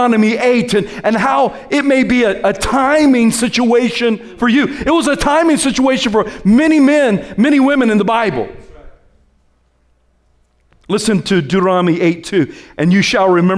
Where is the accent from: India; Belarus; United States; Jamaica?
United States; South Carolina; I'm from South Carolina.